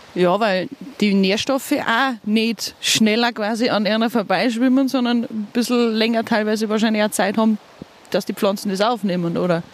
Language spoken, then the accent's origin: German; Bavarian Forest, Germany; bei uns im Bayerischen Wald